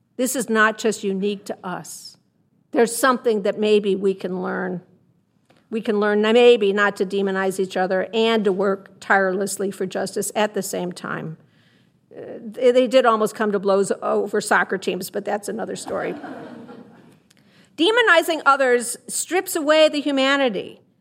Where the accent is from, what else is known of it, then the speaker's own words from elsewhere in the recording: Chicago, Illinois, United States; I'm from Chicago